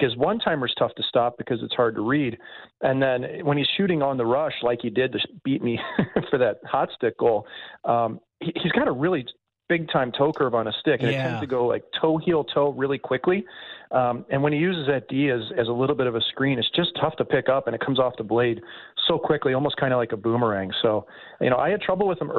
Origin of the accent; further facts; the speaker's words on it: St. Louis, Missouri, United States; growing up in St. Louis